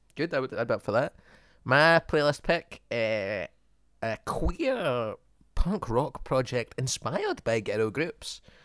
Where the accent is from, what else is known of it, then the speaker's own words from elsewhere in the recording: Dagenham, London, United Kingdom; I'm from Dagenham